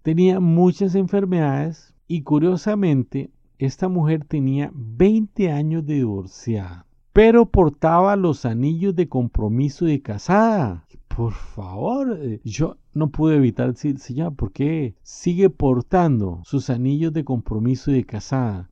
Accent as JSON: {"language": "Spanish", "country": "Costa Rica", "said": "Soy costarricense"}